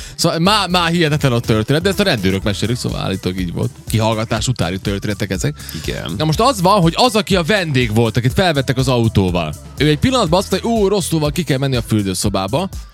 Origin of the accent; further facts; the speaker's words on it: Subotica, Vojvodina, Serbia; aki különben szabadkai vagyok